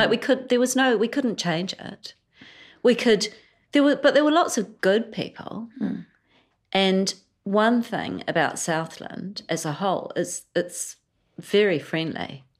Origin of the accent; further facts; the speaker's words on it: Sri Lanka; but I've always felt Sri Lankan.